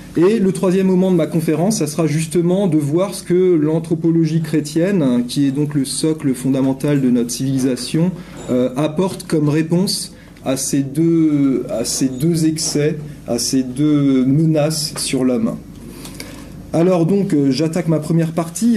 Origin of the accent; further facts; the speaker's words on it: France; je suis un Français qui vient parler en Suisse